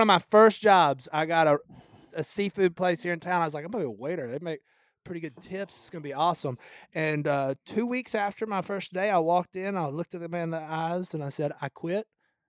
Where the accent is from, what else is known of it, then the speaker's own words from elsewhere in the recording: Kill Devil Hills, North Carolina, United States; I'm from Devil